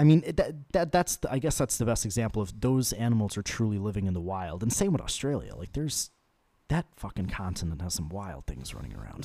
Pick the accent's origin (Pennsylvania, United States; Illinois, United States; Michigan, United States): Illinois, United States; Chicago; I was born in Chicago